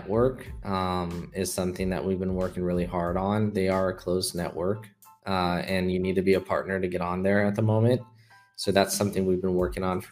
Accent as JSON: {"language": "English", "region": "California", "country": "United States", "moved": "as an adult", "lives_now": "Hong Kong", "said": "I'm from California."}